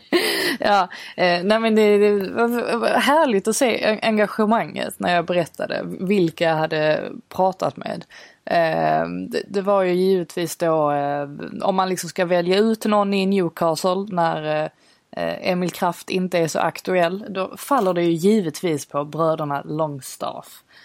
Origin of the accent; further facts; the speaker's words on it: Sweden; jag var svensk